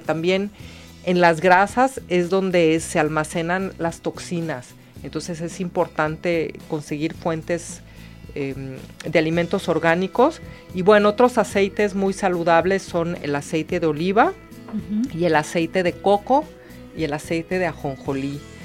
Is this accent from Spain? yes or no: no; Mexico; nuestra cocina mexicana